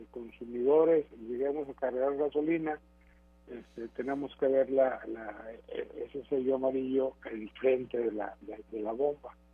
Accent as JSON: {"language": "Spanish", "country": "Mexico", "said": "Yo creo que los únicos que pueden responderle pues, son, somos los mexicanos"}